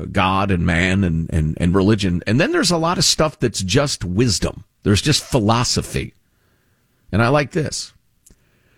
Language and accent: English; Chicago, Illinois, United States; I grew up in Chicagoland